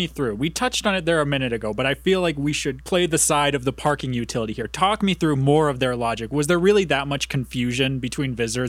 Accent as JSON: {"language": "English", "region": "Indiana", "country": "United States", "moved": "yes", "lives_now": "Madison, United States", "said": "I'm not from Madison, not from Wisconsin at all. I'm from Indiana, and I call them parking garages."}